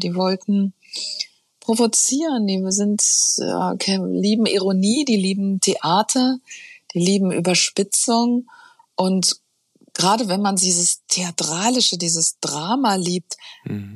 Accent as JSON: {"language": "German", "area": "Taunus", "region": "Hesse", "country": "Germany", "tie": "born or raised there", "also_born_or_lived": "Frankfurt", "said": "bin aufgewachsen im Taunus"}